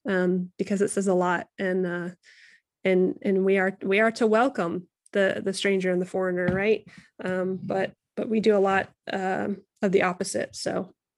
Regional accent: United States; we're both white, we're both American

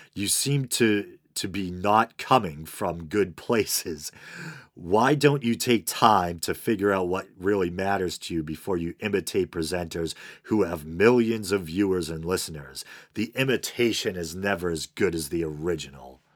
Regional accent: Boston, Massachusetts, United States; accent: Boston; I have a Boston accent, which some might mistake for a New York or a Jersey accent

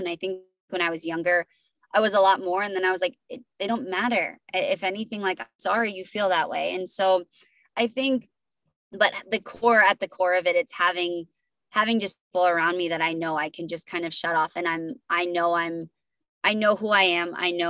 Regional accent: New Hampshire, United States; Yeah, so I'm from New Hampshire, and then ended up relocating during Dancing with the Stars.

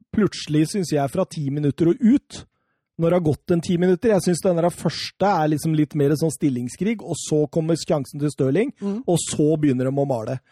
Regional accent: Norway; vi gutta som sitter og ser på på TV-en hjemme i Norge

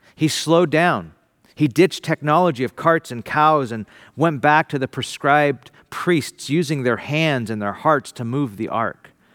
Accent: Bakersfield, California, United States; now in San Francisco, United States; my family home to San Francisco from Bakersfield, my hometown

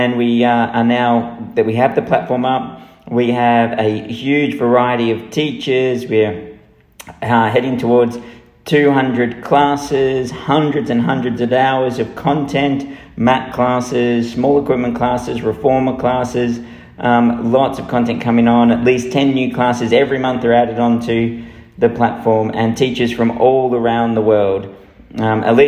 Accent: Melbourne, Victoria, Australia; now in United Kingdom; in Melbourne, who are my hometown

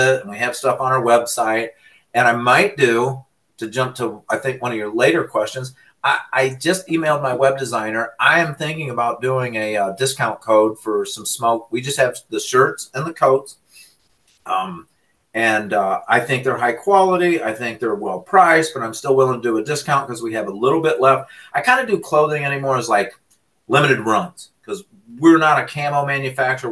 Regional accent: Illinois, United States; moved away as an adult; now in Michigan, United States; I'm from Illinois. I went to Eastern Illinois and I met my wife out there.

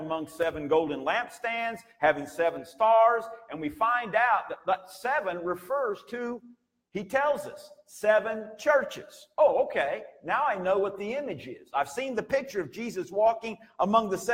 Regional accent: United States; you and I as American citizens

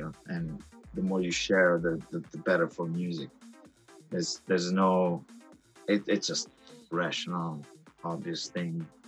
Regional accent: Italy; now in Los Angeles, United States; I grew up in Italy

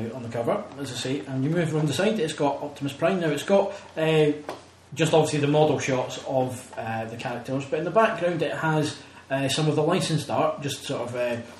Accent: Scotland, United Kingdom; And we're tight Scottish people.

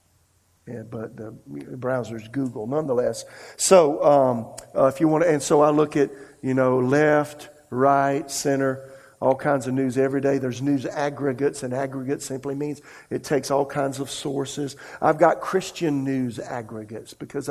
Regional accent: South Carolina, United States; now in Raleigh, United States; I'm from South Carolina.

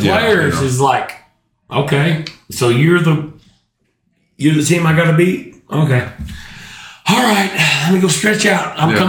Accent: Elgin, Oklahoma, United States; I'm from Elgin.

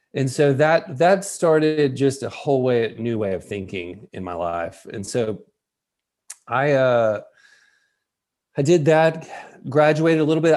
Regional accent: West Tennessee, United States; moved away; I'm from West Tennessee

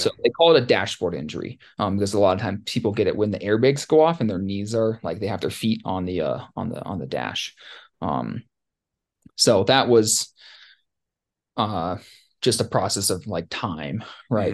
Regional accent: Ketchikan, Alaska, United States; growing up in Ketchikan and, and Southeast

